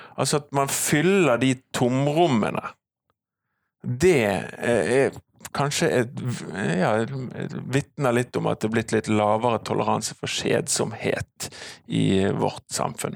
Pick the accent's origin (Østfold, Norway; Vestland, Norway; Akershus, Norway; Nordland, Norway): Vestland, Norway; Bergen; also born or lived in Canada; jeg kommer fra Halvt fra Fana og halvt fra Canada. Min, min, mor er kanadisk